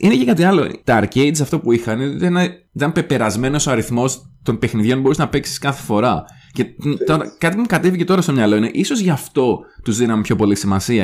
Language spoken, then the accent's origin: Greek; Karditsa, Thessaly, Greece; στην επαρχία, στην καρδίτσα που μεγάλωσα εγώ